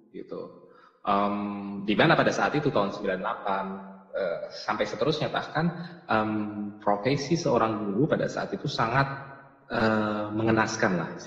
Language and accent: Indonesian; Jakarta, Indonesia; saya lahir di Tanah Abang, orang-orang tua saya, ibu saya Cipete, uh, eh, bapak saya, ayah saya Tanabang.